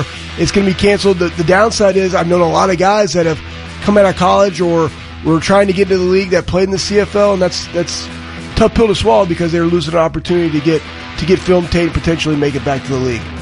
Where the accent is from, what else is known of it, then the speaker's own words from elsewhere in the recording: Dallas, Texas, United States; moved away as an adult; now in Columbus, United States; I'm from Dallas, Texas